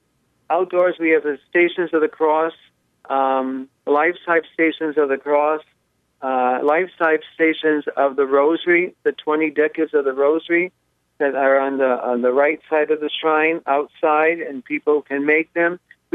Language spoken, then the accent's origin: English; Connecticut, United States; moved away as an adult; now in Doylestown, United States; because my parish church was a Polish parish in Connecticut. I'm a New Englander. I'm from Connecticut.